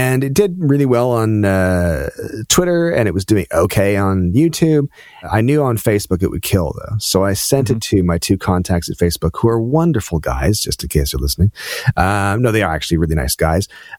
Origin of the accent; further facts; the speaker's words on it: Canada; I'm Canadian